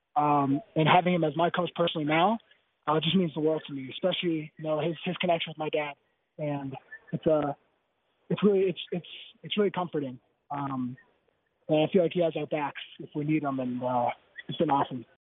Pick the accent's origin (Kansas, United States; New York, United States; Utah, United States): Utah, United States; Bountiful; also born or lived in Palo Alto; now in Provo, United States; I'm from Bountiful originally, so I thought I'd be used to the cold